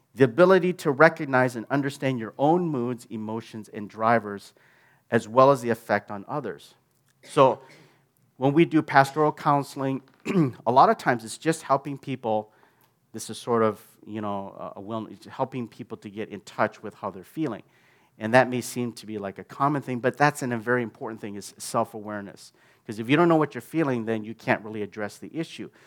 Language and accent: English; United States; I came from the American culture where they're very expressive